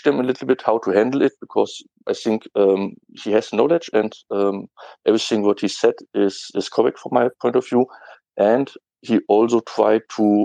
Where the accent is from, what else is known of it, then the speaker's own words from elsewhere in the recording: Germany; English is a second language; I'm from Germany